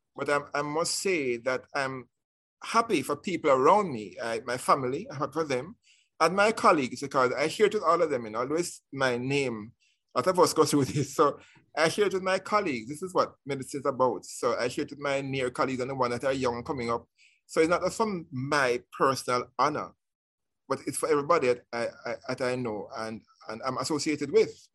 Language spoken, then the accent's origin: English; Kingston, Jamaica; I was um, born in poor surroundings in um, Greenwich, people call Greenwich Farm, Greenwich Town